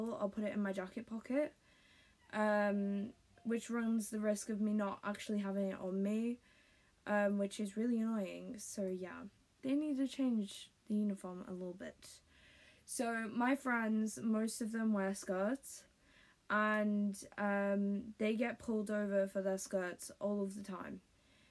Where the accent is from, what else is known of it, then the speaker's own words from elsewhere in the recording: United Kingdom; accent: British; If you couldn't tell by my accent, I am British.